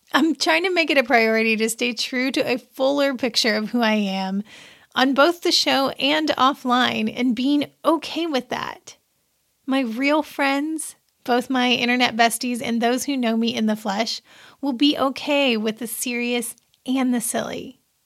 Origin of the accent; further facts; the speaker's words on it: Seymour, Indiana, United States; my little hometown paper from where I grew up in Seymour, Indiana